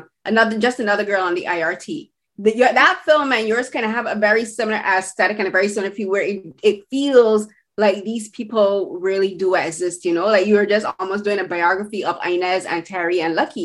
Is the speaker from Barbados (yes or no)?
yes; Barbados; I'm from the Caribbean, as you, like, we both have shared that similarity, but I'm from Barbados